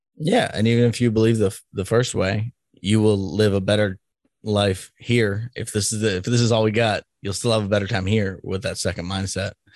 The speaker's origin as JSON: {"language": "English", "town": "Boston", "region": "Massachusetts", "country": "United States", "moved": "yes", "lives_now": "Kansas, United States", "said": "I'm from Boston, so I know that the difference a little bit living in a Democratic state"}